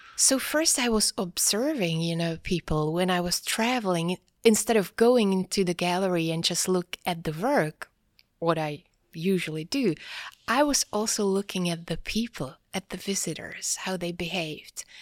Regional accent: Prague, Czechia; also born or lived in Norway / Gothenburg, Sweden / United States; I was born and raised in Prague

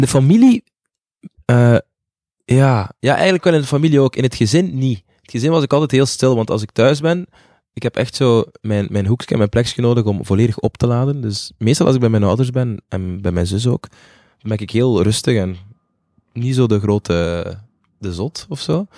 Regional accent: Zele, Flanders, Belgium; also born or lived in Butare, Rwanda; ik kom uit Zelen in Oost-Vlaanderen.

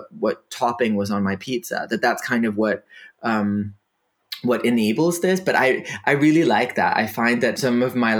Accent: Denmark; first language Danish; English is a second language; Danish is my first language

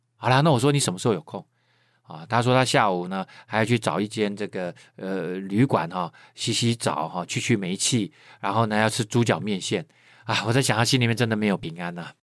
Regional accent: Keelung, Taiwan; 我是在海边长大的人啊，我是基隆人啊，我很喜欢去海边游泳

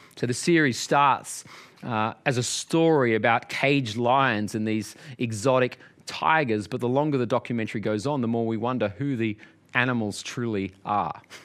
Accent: Australia; growing up in Australia

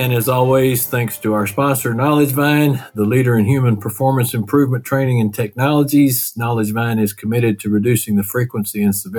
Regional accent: Texas, United States; accent: Texas; sometimes with my Texas accent, you know, it doesn't always come out right.

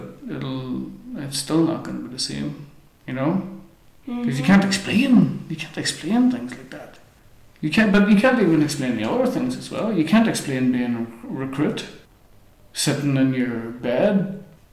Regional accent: Strabane, Northern Ireland, United Kingdom; moved away as an adult; also born or lived in Berlin, Germany; my hometown

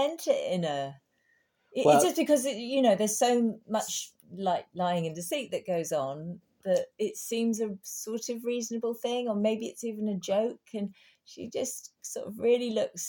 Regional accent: United Kingdom; we're British

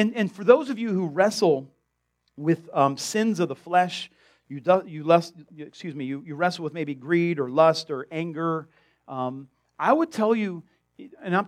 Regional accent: South Florida, United States; I grew up in South Florida

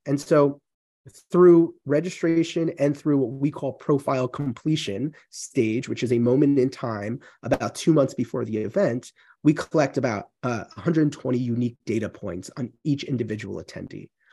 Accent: New York, United States; moved away as an adult; now in Central Massachusetts, United States; spent most of my life in New York

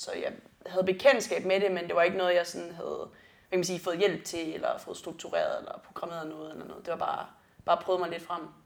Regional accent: South Funen, Southern Denmark, Denmark; jeg kommer fra Sydfyn

